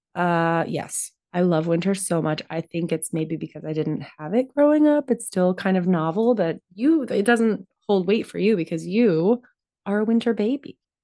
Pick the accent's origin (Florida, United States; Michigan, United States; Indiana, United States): Florida, United States; I'm from Florida